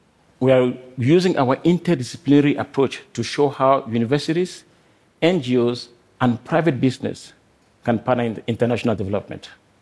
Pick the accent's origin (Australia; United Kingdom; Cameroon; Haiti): Cameroon; moved away as an adult; also born or lived in Nigeria; I grew up in Cameroon, a country of enchanting beauty and rich biodiversity, but plagued by poor governance, environmental destruction, and poverty.